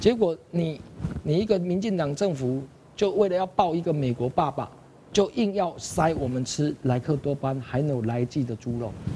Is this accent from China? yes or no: no; Taiwan; 我们台湾人最基本的一个知识